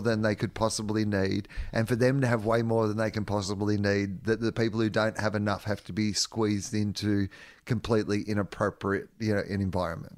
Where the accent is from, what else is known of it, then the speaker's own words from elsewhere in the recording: Australia; as an Australian